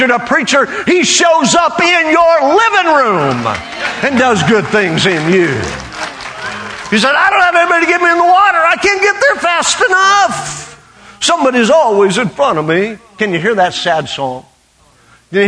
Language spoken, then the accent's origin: English; Western Oklahoma, United States; I grew up a half-breed in Western Oklahoma